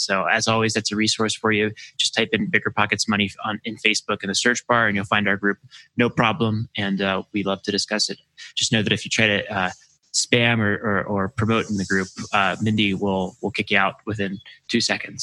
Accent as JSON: {"language": "English", "region": "Maryland", "country": "United States", "tie": "born or raised there", "said": "I grew up in Maryland near the Naval Academy"}